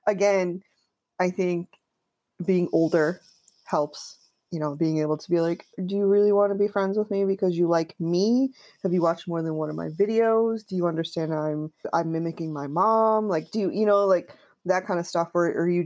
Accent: Connecticut, United States; I grew up in Connecticut.

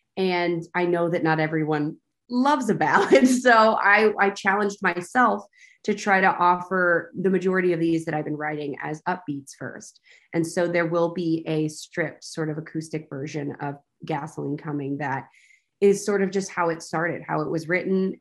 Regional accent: Texas, United States; I'm from Texas. I grew up with country music

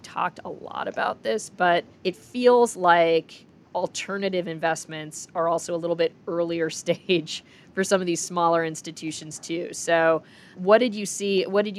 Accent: Minneapolis, Minnesota, United States; I grew up in Minneapolis.

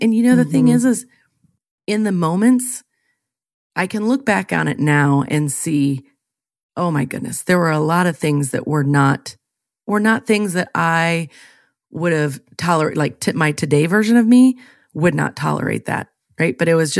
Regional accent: Illinois, United States; I am born and raised in Central Illinois.

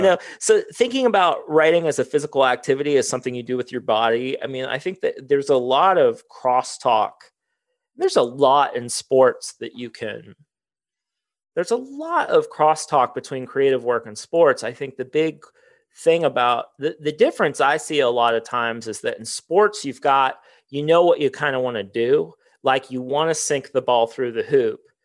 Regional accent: Circleville, Ohio, United States; I grew up in Circleville, like, forty minutes

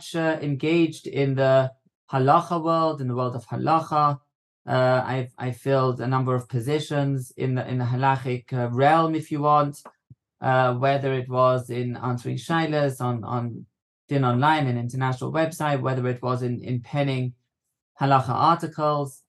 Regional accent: London, United Kingdom; moved away as an adult; now in Israel; I grew up in London in a community in Hendon. Hendon is a part of Northwest London

